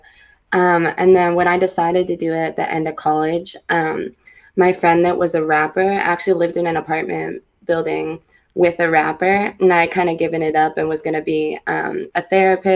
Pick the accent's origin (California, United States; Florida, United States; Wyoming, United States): California, United States; the Bay Area; I'm from the Bay